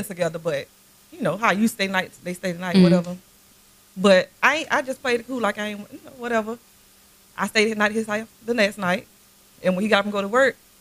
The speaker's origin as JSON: {"language": "English", "town": "Belle Glade", "region": "Florida", "country": "United States", "said": "I'm from Belgrade"}